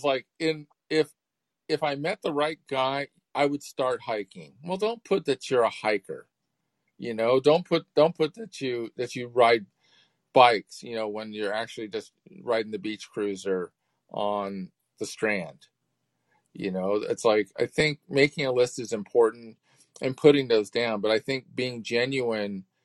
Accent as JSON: {"language": "English", "town": "Claremont", "region": "California", "country": "United States", "tie": "born or raised there", "said": "I grew up in Claremont"}